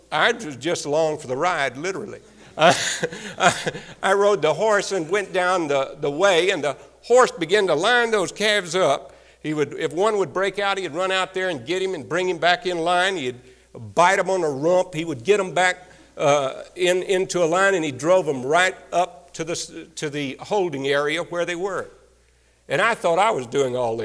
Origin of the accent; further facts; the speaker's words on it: Texas, United States; moved away; I came from Texas